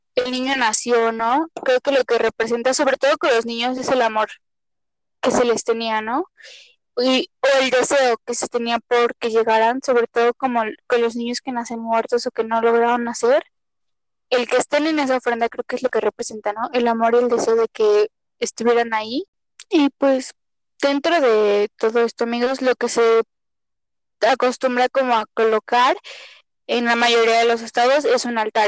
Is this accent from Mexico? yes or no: yes; Mexico; somos mexicanas las dos